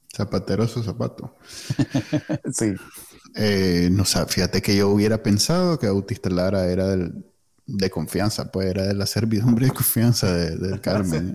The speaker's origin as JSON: {"language": "Spanish", "country": "Nicaragua", "moved": "yes"}